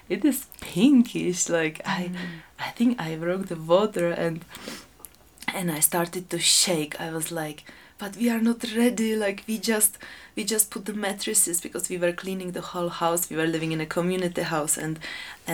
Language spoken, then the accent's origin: English; Czechia; now in Peru; I was born in Czech Republic